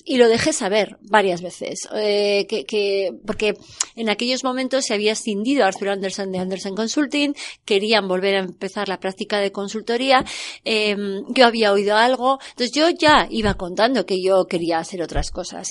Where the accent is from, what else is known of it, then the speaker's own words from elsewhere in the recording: Pamplona, Navarre, Spain; yo soy de Pamplona, originariamente